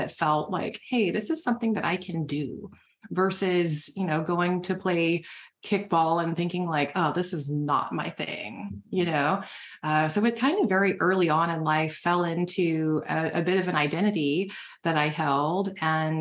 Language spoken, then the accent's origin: English; the South, United States; now in Nashville, United States; I was born and raised in the South